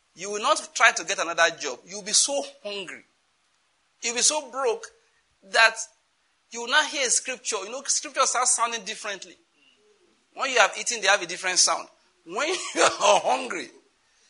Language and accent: English; Western Nigeria, Nigeria; I'm from Western Nigeria